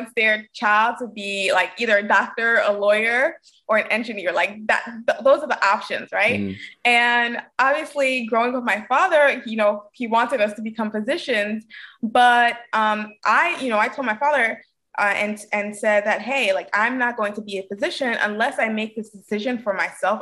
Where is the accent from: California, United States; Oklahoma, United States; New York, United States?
New York, United States; New York City; I'm born and raised in Brooklyn, New York